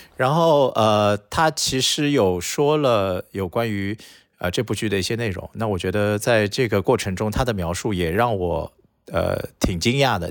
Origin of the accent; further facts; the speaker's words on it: Shanghai, China; 作为一个土生土长的上海人